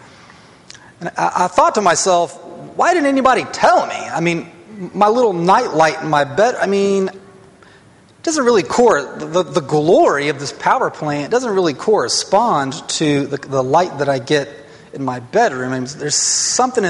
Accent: North Alabama, United States; I grew up in North Alabama

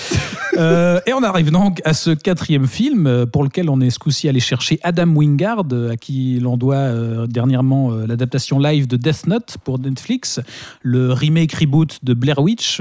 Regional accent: Switzerland; par chez nous en Suisse

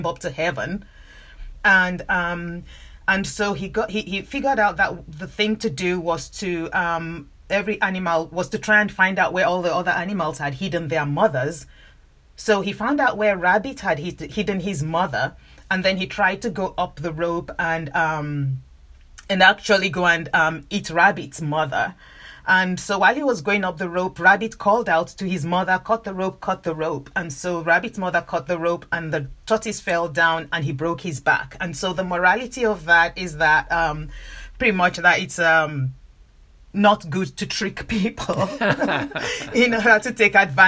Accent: Nigeria; I grew up in Nigeria. I'm Nigerian

